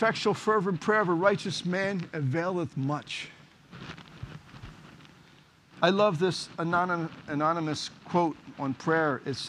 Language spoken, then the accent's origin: English; Philadelphia, Pennsylvania, United States; I was born and raised in Kensington, ran the streets of Kensington.